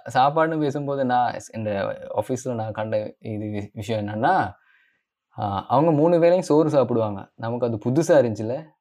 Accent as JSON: {"language": "Tamil", "town": "Colombo", "region": "Western Province", "country": "Sri Lanka", "tie": "born or raised there", "said": "நம்ம கிளம்போல பிறந்தோம்."}